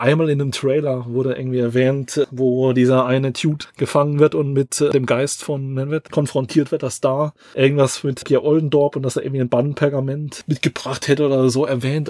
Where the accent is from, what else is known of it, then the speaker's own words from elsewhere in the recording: Southern Germany, Germany; bei uns im Süden